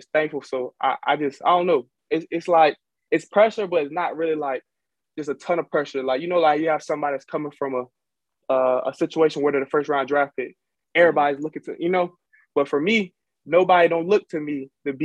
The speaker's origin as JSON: {"language": "English", "town": "Jacksonville", "region": "Florida", "country": "United States", "also_born_or_lived": "Fort Valley, Georgia", "moved": "as an adult", "said": "I'm from Jacksonville"}